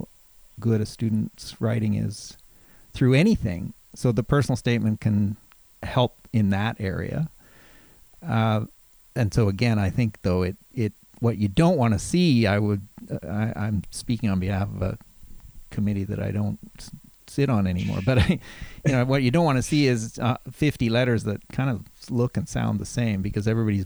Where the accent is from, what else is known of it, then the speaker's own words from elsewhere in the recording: Calgary, Alberta, Canada; moved away as an adult; also born or lived in Halifax; I grew up in Calgary